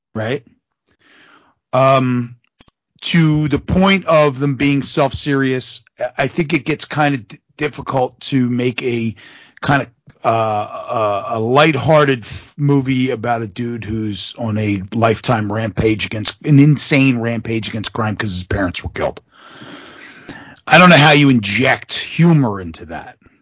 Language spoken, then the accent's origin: English; Philadelphia, Pennsylvania, United States; we're from Philadelphia